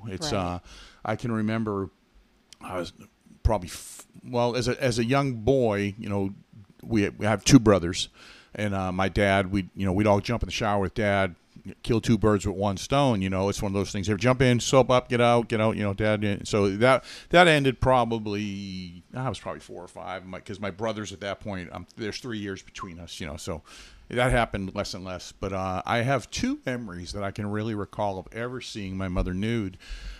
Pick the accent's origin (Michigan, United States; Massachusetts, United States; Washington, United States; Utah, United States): Massachusetts, United States; Billerica; Well, I grew up in Massachusetts in a town called Billerica. If you look on a map, it's Billerica. But now we call it Billerica.